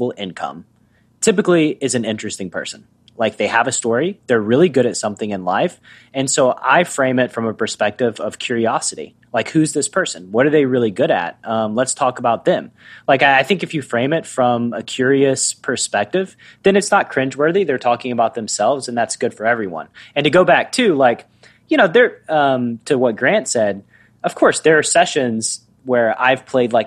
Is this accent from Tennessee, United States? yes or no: yes; Tennessee, United States; I'm from Tennessee.